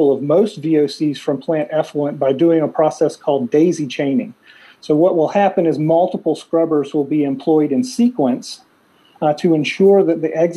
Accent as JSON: {"language": "English", "region": "South Carolina", "country": "United States", "said": "in Ward, South Carolina, in my home state"}